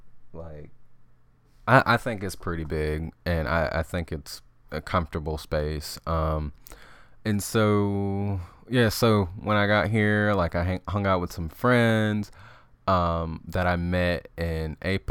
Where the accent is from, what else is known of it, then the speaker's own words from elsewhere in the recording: Wyoming, United States; yeah, I'm sure you were like hesitant to be roommates with me, you know, seeing that I was from Wyoming.